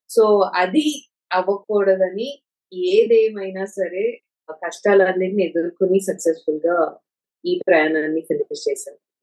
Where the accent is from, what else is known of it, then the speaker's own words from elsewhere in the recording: Visakhapatnam, Andhra Pradesh, India; చాలా చిన్నప్పుడు వైజాగ్ లోనే